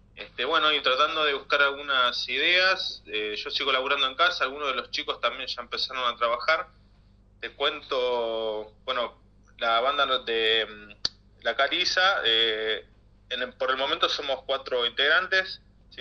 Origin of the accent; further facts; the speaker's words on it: La Matanza, Buenos Aires Province, Argentina; nosotros eh, somos de, acá del Partido de la Matanza